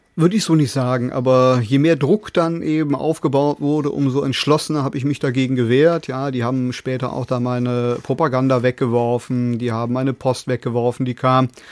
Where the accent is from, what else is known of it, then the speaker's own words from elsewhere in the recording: Cologne, North Rhine-Westphalia, Germany; bei uns in Köln am Rhein